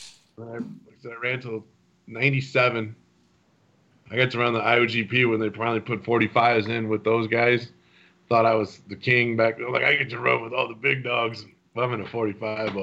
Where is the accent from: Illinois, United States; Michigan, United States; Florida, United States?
Illinois, United States; Kankakee; I grew up in Kankakee, in that Kankakee area